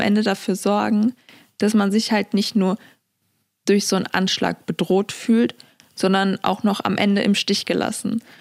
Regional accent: Germany; meine Heimat Deutschland

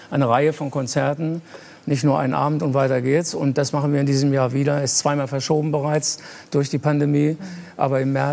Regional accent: Lower Saxony, Germany; ich komme auch aus Niedersachsen

